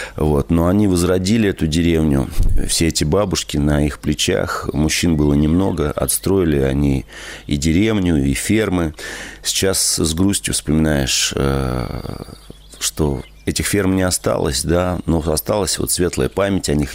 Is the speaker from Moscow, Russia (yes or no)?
yes; Moscow, Russia; в моем городском детстве, э, я родился в городе, в Москве